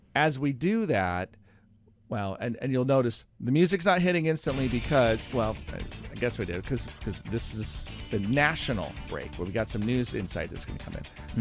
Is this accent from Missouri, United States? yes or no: no; Oregon, United States; moved away as an adult; also born or lived in North Carolina; now in Roseburg, United States; I grew up in Oregon, but I'd gone to North Carolina and had been seven years out there